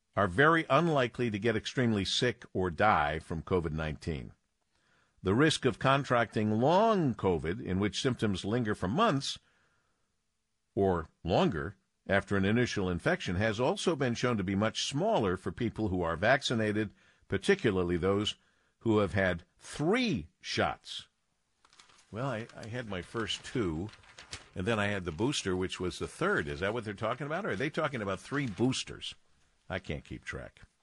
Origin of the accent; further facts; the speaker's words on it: Detroit, Michigan, United States; my hometown